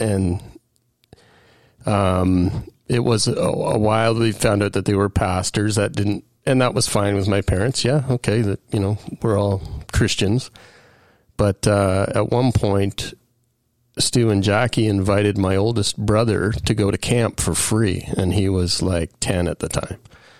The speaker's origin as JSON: {"language": "English", "town": "Aurora", "region": "Ontario", "country": "Canada", "tie": "born or raised there", "also_born_or_lived": "Kingston / Mississauga / Thornhill / Richmond Hill", "said": "I was born in Kingston, but we relocated, I think, by the time I was five to Mississauga. And then we just kept moving further up Highway 11. So Thornhill for 5 years, Richmond Hill for 5 years, Aurora for 10 years, and I graduated high school in Aurora."}